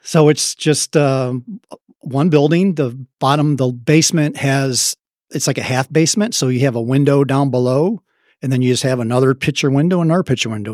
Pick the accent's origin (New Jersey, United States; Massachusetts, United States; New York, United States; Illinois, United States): Illinois, United States; Chicago; accent: Midwestern; moved away as an adult; now in Dallas, United States; South Side of Chicago